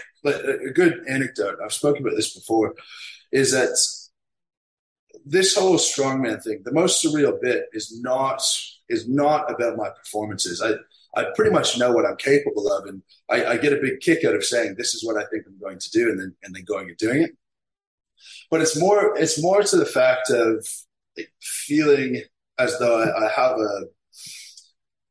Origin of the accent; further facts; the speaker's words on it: Canada; I have a business here in my hometown